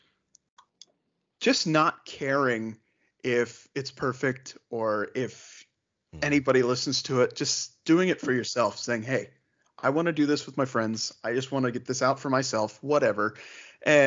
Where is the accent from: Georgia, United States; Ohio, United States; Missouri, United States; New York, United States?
Ohio, United States; Northeast; I grew up in Northeast Ohio